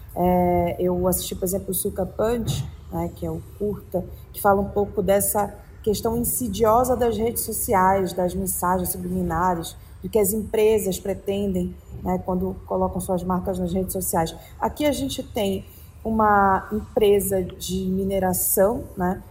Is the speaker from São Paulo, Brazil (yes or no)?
no; Pará, Brazil; moved away; falando de Pará, né, o estado onde, de onde eu vim